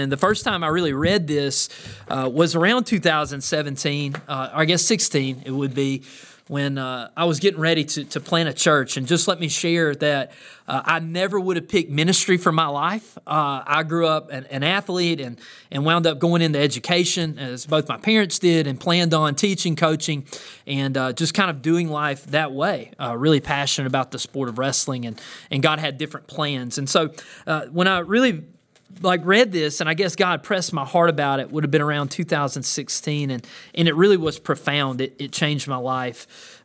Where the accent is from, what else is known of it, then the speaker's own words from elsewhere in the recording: the South, United States; growing up in the South